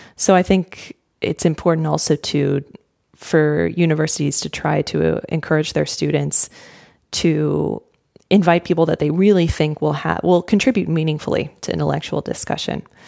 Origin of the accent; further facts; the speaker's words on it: United States; as an American